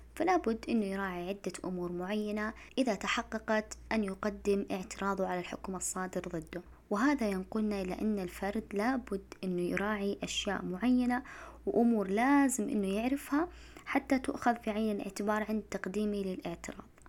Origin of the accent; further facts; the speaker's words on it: Saudi Arabia; إحنا عندنا في المملكة العربية السعودية